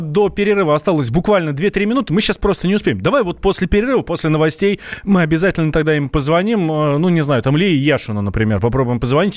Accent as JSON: {"language": "Russian", "region": "Moscow", "country": "Russia", "said": "я москвич"}